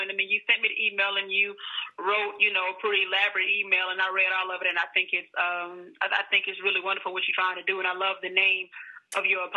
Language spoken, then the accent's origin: English; Monroe, Louisiana, United States; I'm from Louisiana, from Monroe, Louisiana.